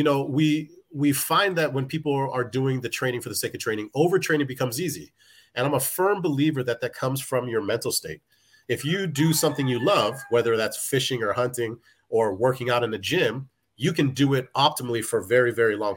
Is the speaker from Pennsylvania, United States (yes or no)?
no; Hawaii, United States; Being an athlete as a kid, growing up in Hawaii, you play football, that's what everybody does.